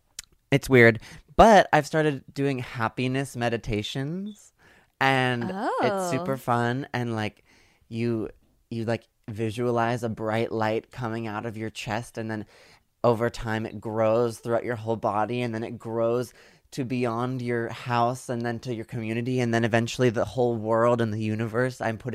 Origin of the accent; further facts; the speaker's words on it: San Diego, California, United States; And also I'm from California. I'm from San Diego.